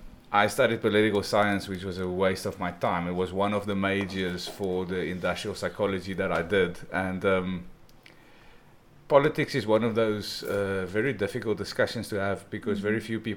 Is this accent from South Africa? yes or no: yes; South Africa; moved away; also born or lived in Poland; growing up in South Africa